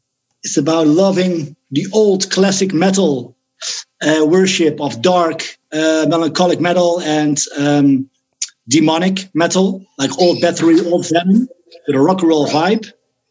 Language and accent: English; Netherlands